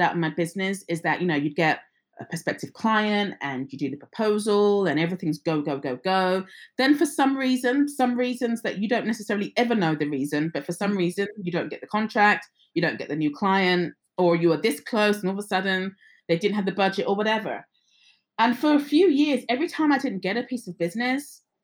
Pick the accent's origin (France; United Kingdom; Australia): United Kingdom; England; I was born and raised in England, but my parents are from the Caribbean.